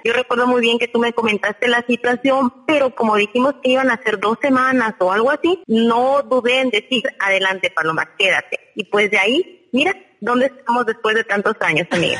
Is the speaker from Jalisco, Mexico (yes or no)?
no; Hidalgo, Mexico; now in Mazatlán, Mexico; soy del estado de Hidalgo, incluso no soy de aquí de Mazatlán